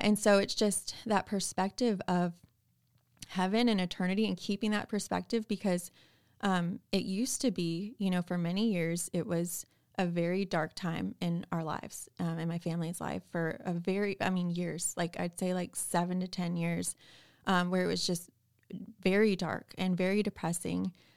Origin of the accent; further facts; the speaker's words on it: Chicago suburbs, Illinois, United States; moved away as an adult; also born or lived in San Antonio, Texas / Austin, Texas; now in Nashville, United States; I was born and raised in the Chicago suburbs, um, lived there my whole life